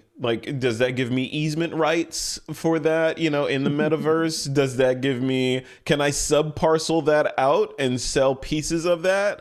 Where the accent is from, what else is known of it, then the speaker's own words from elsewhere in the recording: Flint, Michigan, United States; I was born in Flint, Michigan.